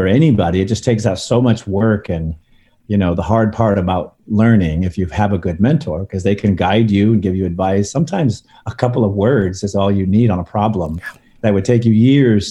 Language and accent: English; Northern California, United States; born or raised there; also born or lived in Santa Monica, California